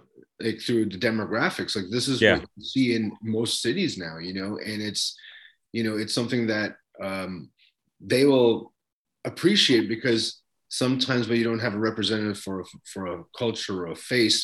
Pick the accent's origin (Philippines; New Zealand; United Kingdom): Philippines; accent: Filipino; now in Canada; that's my Filipino accent slip.